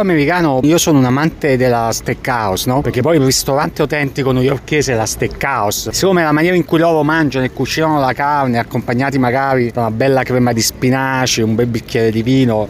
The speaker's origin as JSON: {"language": "Italian", "country": "Italy", "first_language": "Italian", "moved": "as an adult", "lives_now": "New York, United States", "said": "nella mia lingua madre, che è l'italiano"}